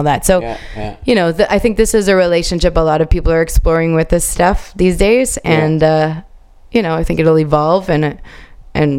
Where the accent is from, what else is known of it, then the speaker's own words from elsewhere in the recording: Canada; I'm a foreigner, you know, I'm a Canadian, even though I do speak Italian